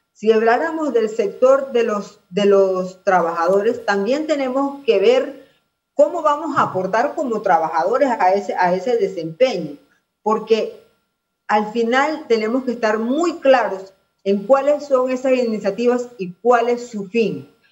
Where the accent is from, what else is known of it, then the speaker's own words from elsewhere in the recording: Panama; como panameños